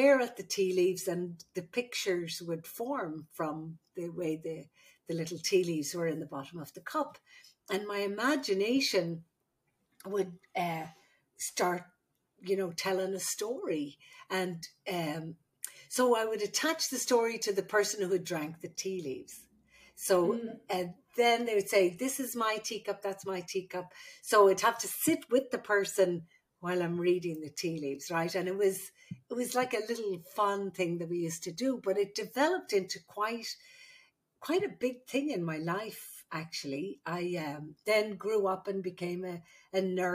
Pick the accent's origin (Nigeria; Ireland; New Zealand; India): Ireland; moved away as an adult; also born or lived in Saudi Arabia; now in United States; I'm the Irish midwife